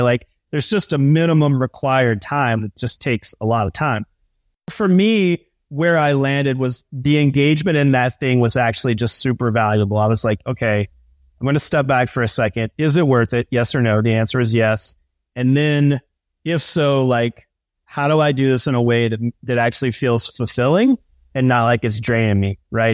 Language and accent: English; East Coast, United States; I grew up on the East Coast, on the ocean